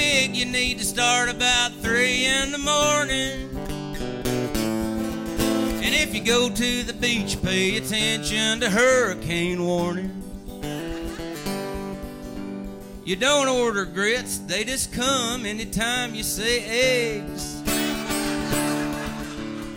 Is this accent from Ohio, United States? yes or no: no; East Tennessee, United States; also born or lived in North Carolina; I was raised in East Tennessee.